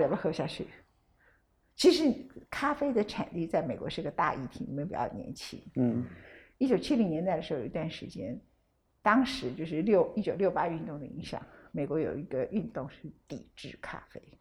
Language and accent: Chinese; Taiwan; 我们台湾人